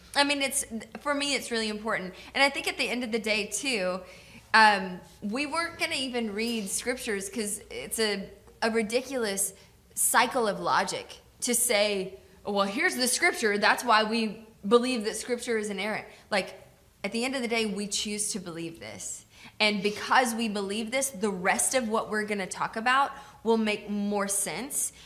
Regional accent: Georgia, United States; now in Tacoma, United States; I grew up in Georgia

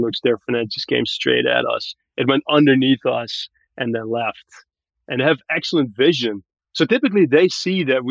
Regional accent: Barbados; moved away as an adult; now in Marin, United States; I grew up in Barbados in the Caribbean, went to local high school there

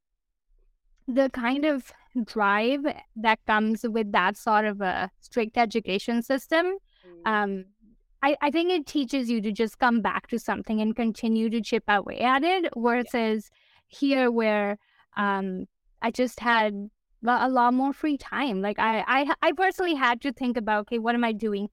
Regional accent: India; moved away as an adult; now in Canada; I grew up in India. I moved to Canada in 2014

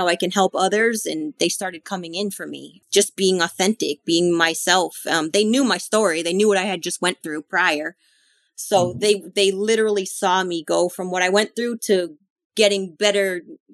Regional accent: Boston, Massachusetts, United States; moved away; I'm originally from Boston

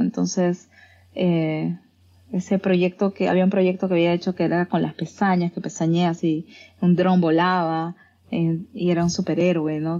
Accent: Peru; moved away as an adult; yo salí de Perú buscando ese aspecto creativo y convertirme en una investigadora

